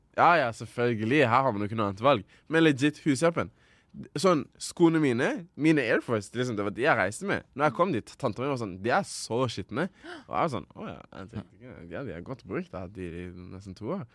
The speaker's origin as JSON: {"language": "Norwegian", "country": "Rwanda", "moved": "yes", "lives_now": "Norway", "said": "Rwanda, eh, mitt hjemland, der jeg kommer fra, mamma og pappa, hele slekta"}